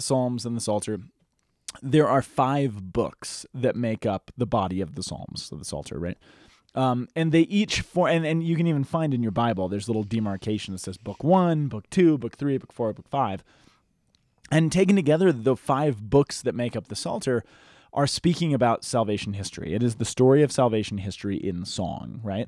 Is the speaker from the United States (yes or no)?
yes; United States; growing up in the American society